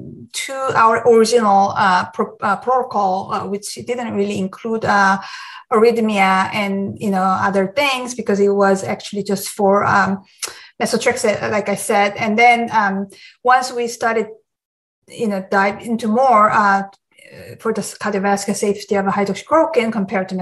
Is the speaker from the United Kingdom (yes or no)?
no; South Korea; moved away as an adult; now in United States; I grew up in Korea, and I went to medical school in Korea